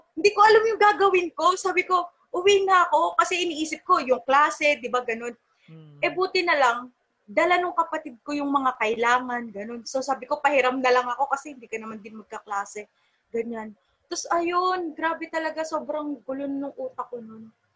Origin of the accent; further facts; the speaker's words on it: Olongapo, Central Luzon, Philippines; moved away as an adult; also born or lived in Manila; umuwi ako ng Olongapo noon